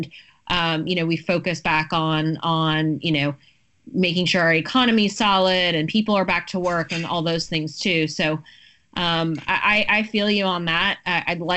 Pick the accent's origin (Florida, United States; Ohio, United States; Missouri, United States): Florida, United States; Broward County; I'm from Broward County originally